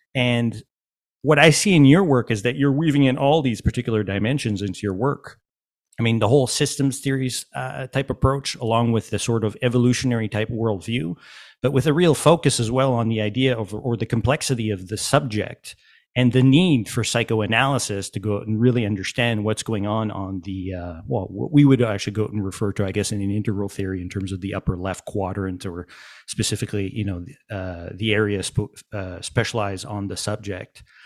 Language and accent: English; Montreal, Quebec, Canada; I'm from Montreal